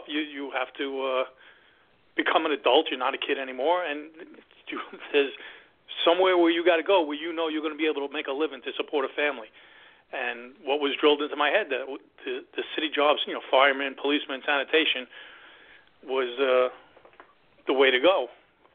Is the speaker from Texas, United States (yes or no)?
no; New York City, New York, United States; I grew up in New York and Queens in one of the five boroughs